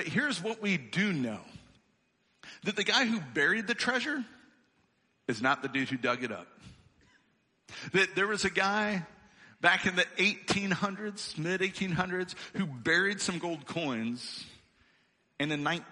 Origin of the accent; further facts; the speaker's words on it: Illinois, United States; moved away; I come from Illinois. I'm an Illinois boy born and raised